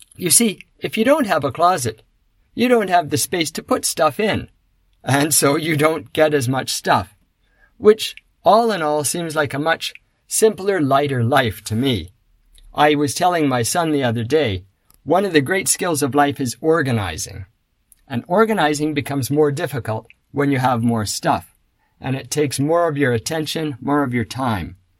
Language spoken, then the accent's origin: English; Canada; I come from North America, Canada in particular